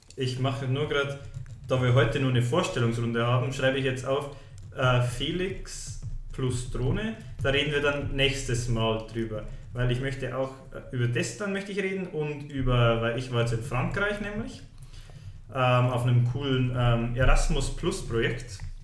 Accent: Munich, Bavaria, Germany; also born or lived in Stockholm; ich bin geboren, aufgewachsen, in die Schule gegangen in München

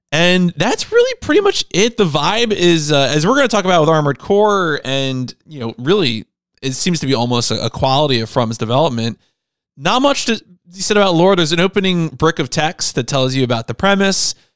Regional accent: New Jersey, United States; We're two guys from Jersey

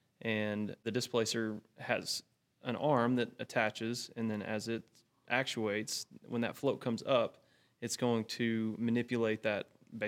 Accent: Graham, Texas, United States; I grew up in a small town called Graham

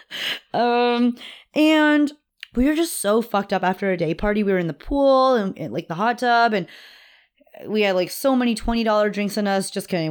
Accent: Austin, Texas, United States; I was born in Austin.

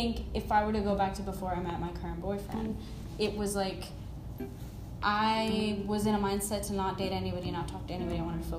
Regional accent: India; Even though I am an Indian, I've lived in India, and I understand how prominent and real it is here.

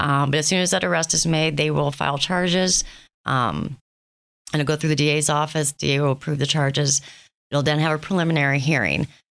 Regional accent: Thompson, Ohio, United States; now in Erie, United States; I am a transplant. I am originally from Thompson, Ohio

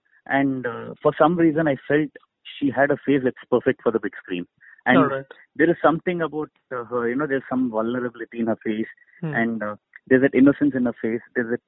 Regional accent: India; So, I'm very Indian at heart when it comes to the core emotion of a film.

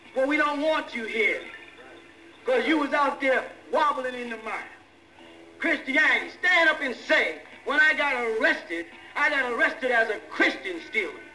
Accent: Boston, Massachusetts, United States; I'm from Boston

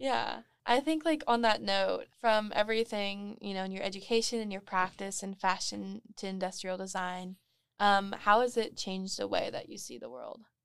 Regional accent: Moreno Valley, California, United States; moved away as an adult; now in Long Beach, United States; I'm also from Moreno Valley

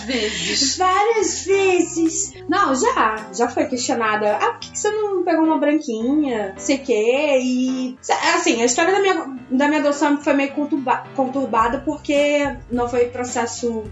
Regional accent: Rio de Janeiro, Brazil; now in São Paulo, Brazil; Eu sou carioca

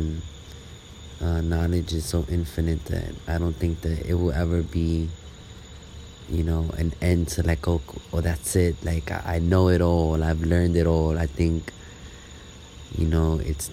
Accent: New York City, New York, United States; also born or lived in Brooklyn, New York; Born and raised New Yorker from the Lower East Side, but currently in Brooklyn right now

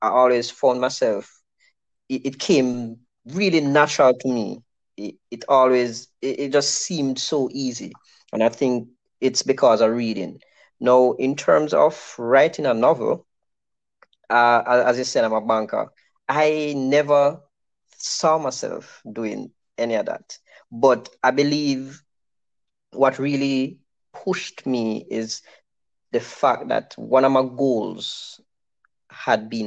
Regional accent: Westmoreland, Jamaica; I grew up in Maras Lane in Westmoreland

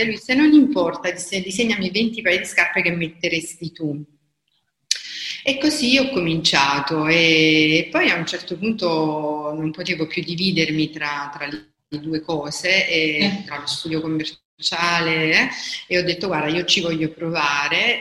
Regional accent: Caserta, Campania, Italy; also born or lived in Bologna / Milan; sono di Caserta e vivo a Caserta

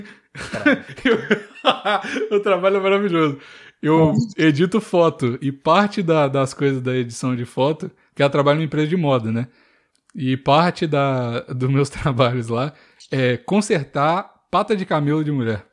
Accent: Curvelo, Minas Gerais, Brazil; Eu, a parte de mãe é de Curvelo, a parte de pai é de Uberlândia. E eu nasci em Curvelo

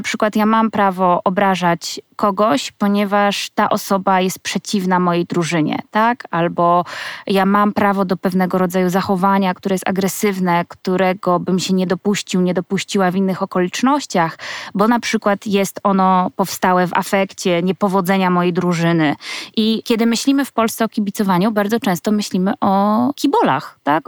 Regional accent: Słupsk, Pomeranian Voivodeship, Poland; ja pochodzę ze Słupska

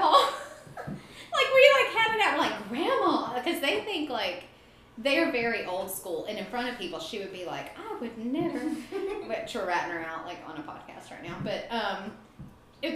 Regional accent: Appalachian South, North Carolina, United States; I grew up in this Appalachian South

